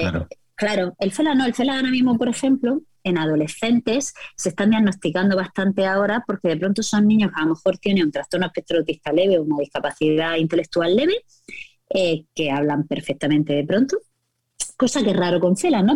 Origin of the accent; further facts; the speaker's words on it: Murcia, Region of Murcia, Spain; soy de Murcia, los reconocimientos de voz no funcionan conmigo.